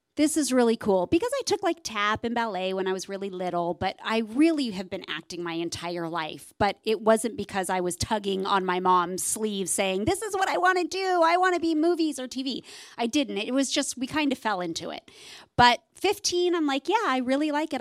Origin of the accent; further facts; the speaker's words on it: Southern California, United States; I grew up here in Southern California